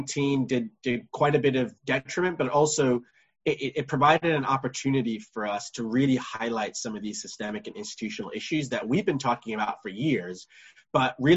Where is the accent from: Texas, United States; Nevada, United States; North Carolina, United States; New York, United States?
New York, United States; New York City; my brother and I, we were born and raised in the Morris Heights area of the Bronx